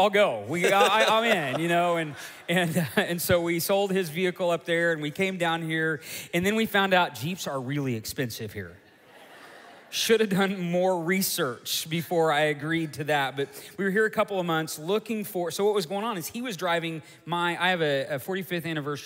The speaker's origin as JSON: {"language": "English", "town": "Tulsa", "region": "Oklahoma", "country": "United States", "tie": "born or raised there", "also_born_or_lived": "Joplin, Missouri", "said": "I was born in Tulsa, Oklahoma. Raised there. Actually grew up on a little farm"}